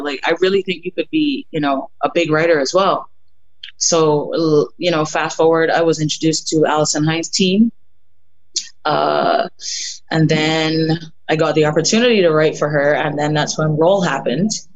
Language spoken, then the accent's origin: English; Barbados; moved away; growing up in Barbados, I I was, I guess you can say that I come from a music family